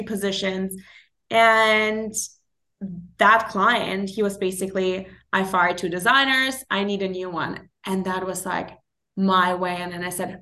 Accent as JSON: {"language": "English", "region": "Berlin", "country": "Germany", "tie": "born or raised there", "moved": "as an adult", "lives_now": "New York, United States", "said": "I'm born and raised in Berlin to a family who was always kind of creative"}